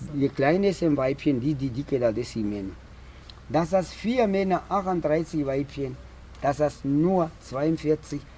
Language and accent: German; Namibia; German is a second language; now in Otjiwarongo, Namibia; Ich bin aufgewachsen in Wambuland und Ganjera. Okay. Und haben da geboren und das da ausgewachsen